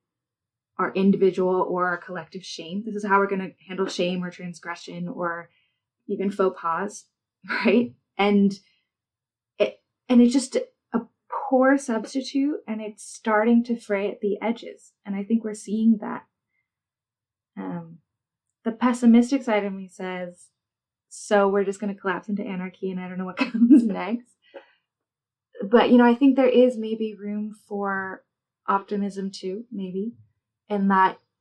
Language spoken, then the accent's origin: English; United States; As an Asian American